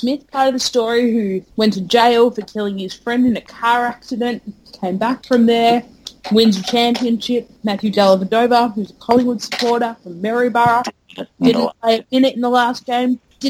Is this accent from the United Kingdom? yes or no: yes; Wales, United Kingdom; Oh, I'm Welsh. I should care.